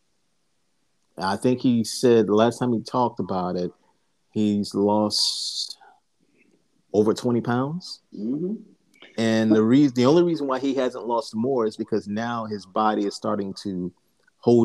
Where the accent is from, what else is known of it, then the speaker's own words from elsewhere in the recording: the South, United States; I'm from the South